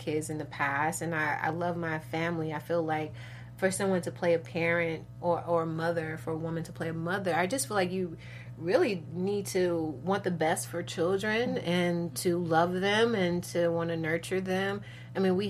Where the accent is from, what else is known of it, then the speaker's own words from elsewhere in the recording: Chicago, Illinois, United States; I'm from Chicago, originally from the west side of Chicago